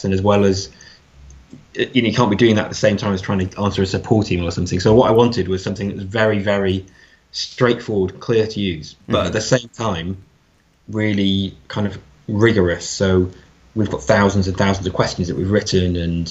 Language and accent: English; Lake District, North West England, United Kingdom; I'm from the Lake District, so I went back there